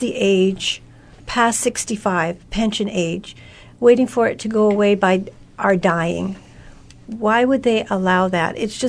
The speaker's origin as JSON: {"language": "English", "country": "Canada", "said": "I'm Canadian in my heart."}